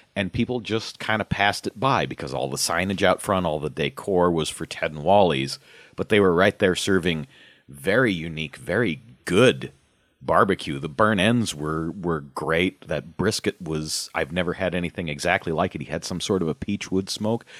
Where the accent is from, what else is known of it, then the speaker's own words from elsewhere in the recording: Omaha, Nebraska, United States; growing up in Omaha